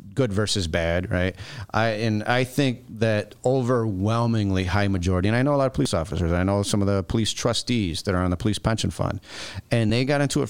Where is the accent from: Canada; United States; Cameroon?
United States; Chicago, Illinois; City of Chicago, born and raised, Elston and Belmont